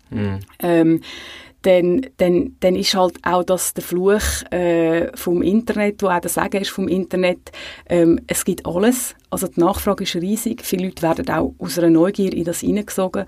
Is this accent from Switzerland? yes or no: yes; Switzerland